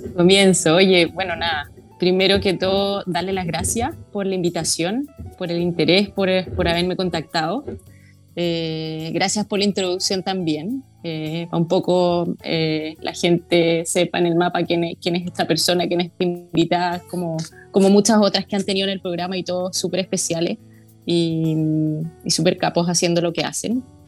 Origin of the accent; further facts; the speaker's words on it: Santiago, Santiago Metropolitan Region, Chile; soy santiaguina